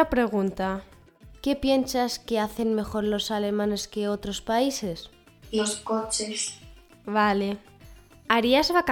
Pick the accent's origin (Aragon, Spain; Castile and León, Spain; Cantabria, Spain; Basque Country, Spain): Castile and León, Spain; Burgos; Soy de España, Burgos.